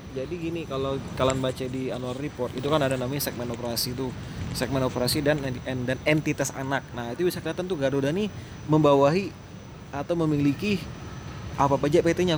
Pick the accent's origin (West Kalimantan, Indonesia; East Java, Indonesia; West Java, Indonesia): West Kalimantan, Indonesia; Pontianak; bahasa Melayu sana keledar kita Pontianak